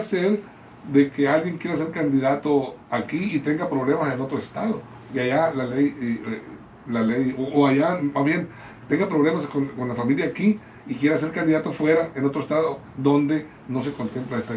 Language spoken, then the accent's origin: Spanish; Guamúchil, Sinaloa, Mexico; fiel a mi pueblo, Guamuchil